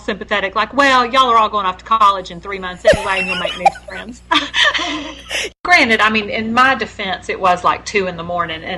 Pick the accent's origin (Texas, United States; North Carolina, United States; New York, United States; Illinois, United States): Texas, United States; Houston; I grew up in Houston